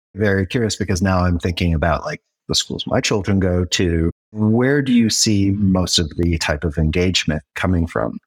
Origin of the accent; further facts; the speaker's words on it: United States; As an American raised on the whole American dream